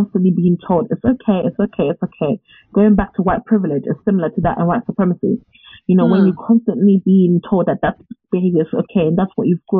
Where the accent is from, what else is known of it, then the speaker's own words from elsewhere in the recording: United Kingdom; especially as British people.